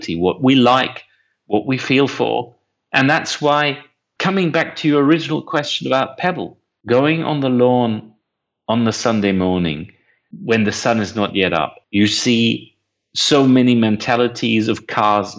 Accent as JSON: {"language": "English", "country": "Germany", "tie": "born or raised there", "said": "I was born in Germany."}